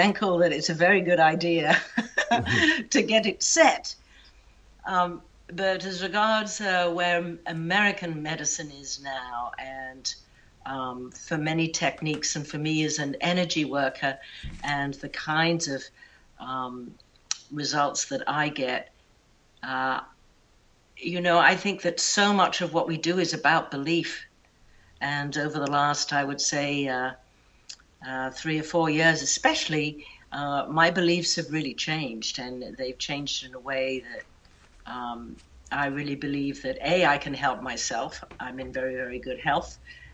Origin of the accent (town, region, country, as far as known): Hampshire, South East England, United Kingdom; moved away as an adult; also born or lived in St Andrews, Scotland